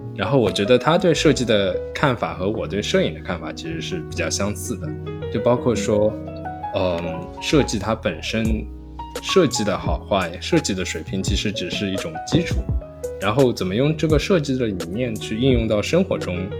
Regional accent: Shanghai, China; moved away as an adult; also born or lived in Germany / Ithaca, United States; now in New York, United States; 我是在上海长大，然后， 嗯， 我到了德国读本科。经过四年， 呃， 在德国的经历之后，我就来到了美国。 首先我是在美国的一个小乡村，伊萨卡。然后毕业之后，然后我就来到了纽约

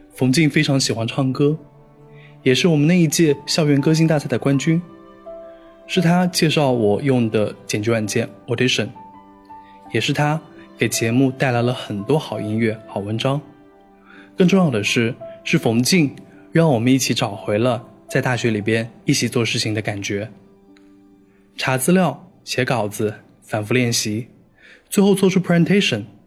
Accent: Yunnan, China; also born or lived in Xi'an / Xiamen / Guangzhou; now in Beijing, China; 我毕业五年了，老家在云南。二零零六年到二零一零年，我在西安上了四年的大学。毕业以后去了厦门、广州，做过一年的销售。四年前来了北京，现在做的工作是外贸。和大多数北漂一样，我住在一间十几平米的合租房里。没有客厅，也没有家人在身边

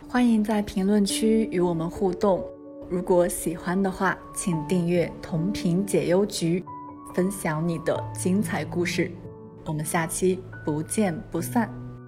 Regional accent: Taiwan; 我来自台湾，呃，大学本科我专攻的就是医疗护理

